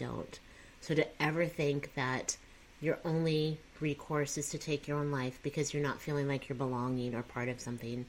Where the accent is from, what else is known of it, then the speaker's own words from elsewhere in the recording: Texas, United States; also born or lived in Columbia, Missouri; I'm from Texas.